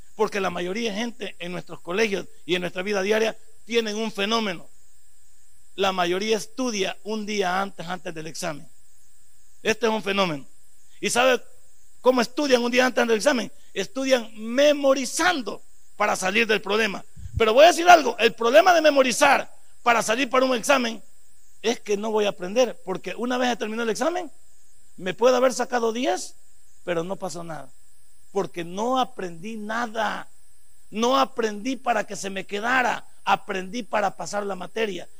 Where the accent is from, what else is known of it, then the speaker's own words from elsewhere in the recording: El Salvador; somos todos salvadoreños